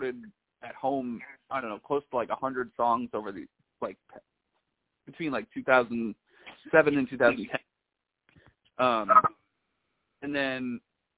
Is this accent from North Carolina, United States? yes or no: no; Carmel, New York, United States; moved away as an adult; now in Brooklyn, United States; I'm actually from Carmel, New York